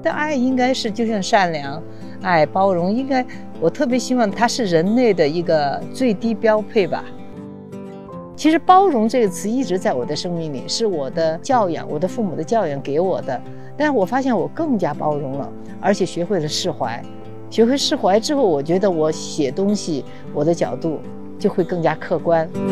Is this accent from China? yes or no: yes; Xichang, Sichuan, China; moved away as an adult; now in Chengdu, China; 所以所有的其实很年轻的记忆，成长的记忆都在这儿